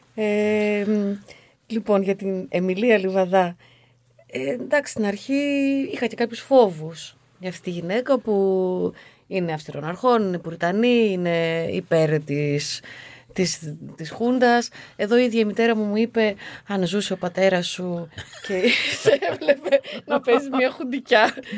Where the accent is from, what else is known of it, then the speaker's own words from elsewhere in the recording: Aigio, Western Greece, Greece; γεννήθηκα στο Αίγιο σε μια μικρή ναι. πόλη που όλα αυτά τα, τα, τα βλέπαμε, τα ζούσαμε.